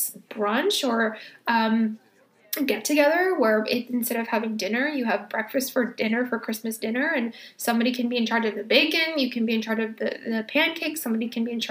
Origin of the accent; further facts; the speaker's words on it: California, United States; moved away as an adult; now in New York, United States; I was born and raised in California